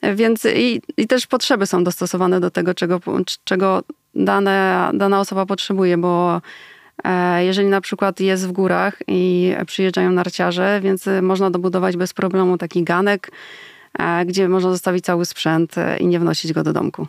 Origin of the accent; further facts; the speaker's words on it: Poland; u nas w Polsce